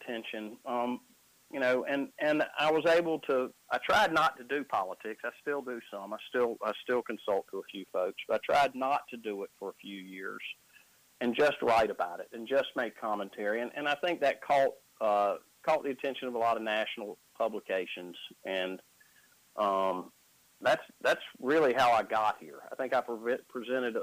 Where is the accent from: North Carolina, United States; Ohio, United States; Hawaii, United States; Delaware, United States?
North Carolina, United States; Wadesboro; also born or lived in Shelby, North Carolina; now in Carrboro, United States; I grew up in Wadesboro, North Carolina. Now I live in Carrboro, North Carolina.